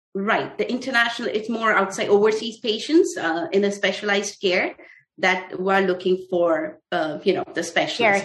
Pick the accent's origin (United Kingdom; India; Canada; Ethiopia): India; moved away as an adult; also born or lived in Russia; now in United States; I was born in India. I was raised there. I did my schooling there in India.